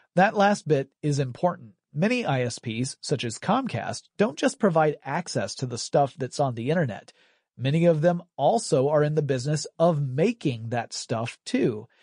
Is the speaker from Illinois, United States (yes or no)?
no; Georgia, United States; That's a small town in my home state